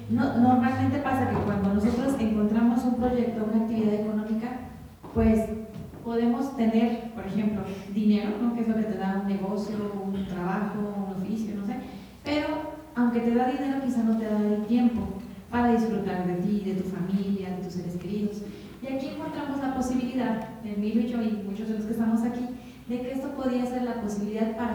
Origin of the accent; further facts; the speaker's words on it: Tecali de Herrera, Puebla, Mexico; yo soy de Tecali de Herrera